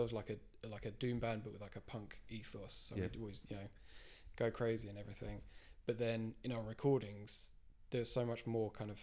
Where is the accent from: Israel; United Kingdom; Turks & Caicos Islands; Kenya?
United Kingdom; Herne Bay, South East England; I grew up in Herne Bay